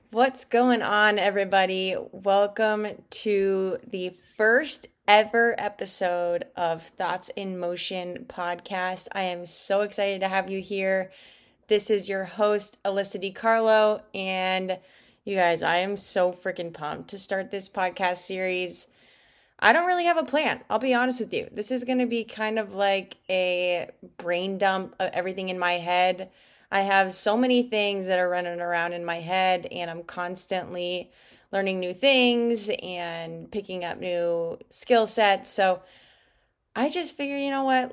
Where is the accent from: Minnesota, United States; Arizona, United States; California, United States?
Arizona, United States; Glendale; moved away as an adult; also born or lived in Peoria, Arizona / Georgia; I actually grew up in Glendale, Arizona